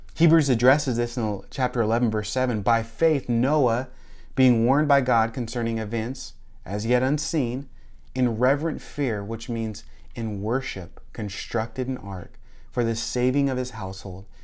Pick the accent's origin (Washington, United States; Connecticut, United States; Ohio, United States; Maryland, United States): Washington, United States; Tacoma; moved away as an adult; now in Florida, United States; I grew up in Tacoma, Lakewood